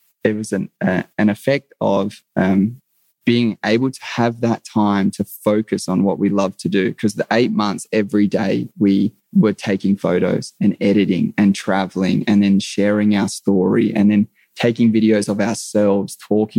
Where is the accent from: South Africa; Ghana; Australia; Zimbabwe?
Australia; being an Aussie guy